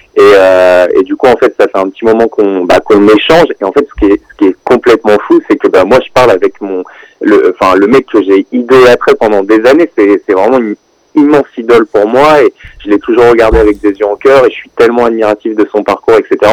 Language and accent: French; Rouen, Normandy, France; je viens de Rouen